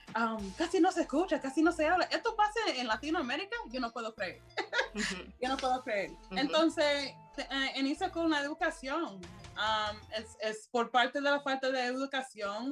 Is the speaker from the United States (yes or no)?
yes; United States; soy americana de ascendencia panameña y jamaiquina